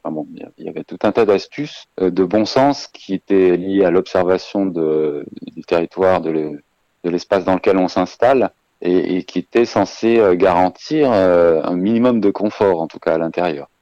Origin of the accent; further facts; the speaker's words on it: Savoie, Auvergne-Rhône-Alpes, France; chez nous en Savoie